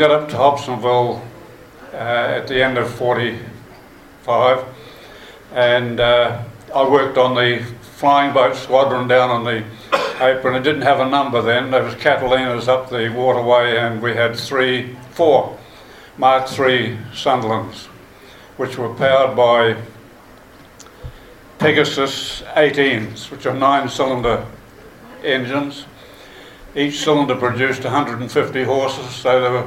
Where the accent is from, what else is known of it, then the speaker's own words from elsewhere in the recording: Blenheim, Marlborough, New Zealand; also born or lived in Picton; I was born in Picton in 1926, so you can guess how old I am now. We moved up to Blenheim from Picton, and I went to Springland School and Marlborough College